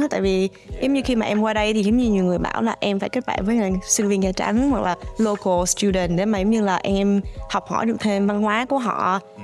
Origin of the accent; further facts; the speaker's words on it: Ho Chi Minh City, Vietnam; now in New Brunswick, Canada; ra ở Sài Gòn thì à, chị sang đây vào năm 2011